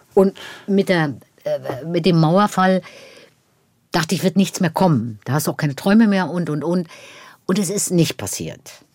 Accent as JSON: {"language": "German", "town": "Schwerin", "region": "Mecklenburg-Vorpommern", "country": "Germany", "tie": "born or raised there", "moved": "yes", "said": "Ich bin in Schwerin geboren"}